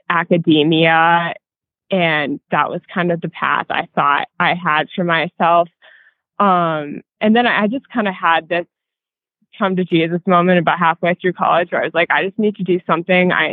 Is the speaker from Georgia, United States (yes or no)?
no; New Hampshire, United States; moved away as an adult; also born or lived in Pennsylvania; now in Durango, United States; Yeah, so I grew up in New Hampshire, and I went to college in Pennsylvania.